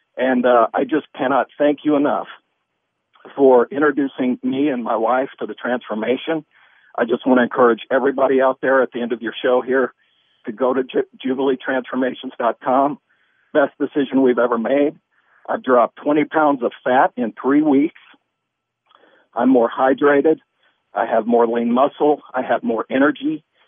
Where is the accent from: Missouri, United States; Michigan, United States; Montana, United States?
Missouri, United States; moved away; I'm from Missouri originally, and that's the show me state